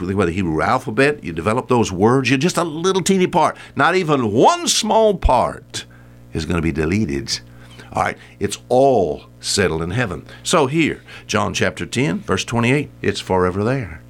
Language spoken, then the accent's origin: English; United States; I'm an American